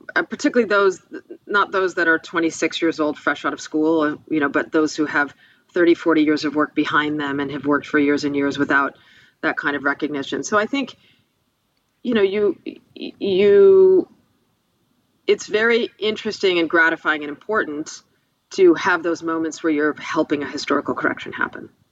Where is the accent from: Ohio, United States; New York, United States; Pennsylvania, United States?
New York, United States; Buffalo; my hometown, Buffalo, New York